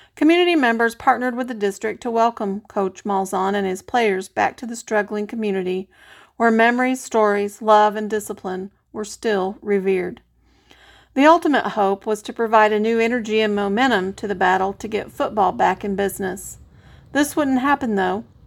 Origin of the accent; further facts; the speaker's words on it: Aurora, United States; with the utmost love and devotion to my hometown